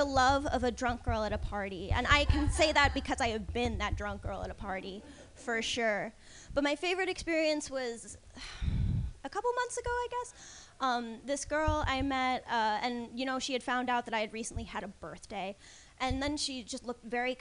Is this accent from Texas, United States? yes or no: no; New Jersey, United States; moved away; I'm not from around here. I'm from New Jersey originally